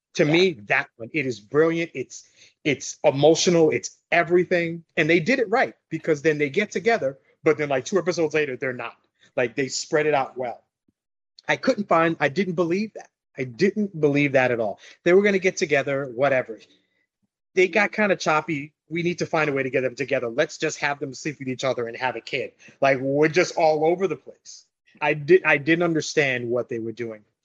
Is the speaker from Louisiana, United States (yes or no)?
no; New York City, New York, United States; also born or lived in Long Island / New Jersey; now in Florida, United States; I grew up in New York went to high school in Long Island